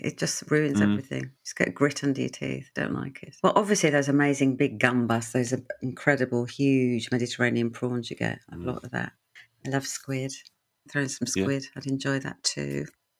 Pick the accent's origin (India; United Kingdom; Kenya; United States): India; Punjab; but I'm North Indian, Punjabi, landlocked, and so a lot of our food was vegetarian, actually, occasional bit of chicken, but never fish.